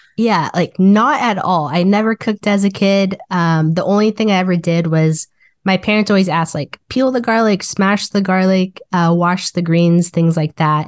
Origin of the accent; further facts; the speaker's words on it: Wichita, Kansas, United States; moved away as an adult; now in Kansas City, Missouri, United States; I was born and raised in Wichita, Kansas